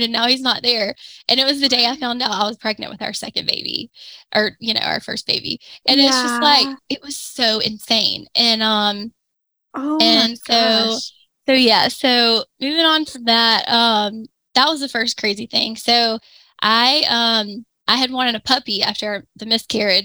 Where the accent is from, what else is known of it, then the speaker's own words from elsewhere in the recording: Pensacola, Florida, United States; moved away as an adult; also born or lived in Gainesville, Florida; move back to Pensacola, which is where I'm from